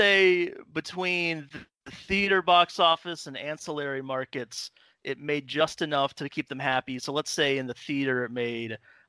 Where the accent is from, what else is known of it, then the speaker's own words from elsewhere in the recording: Atlanta, Georgia, United States; I'm from Atlanta.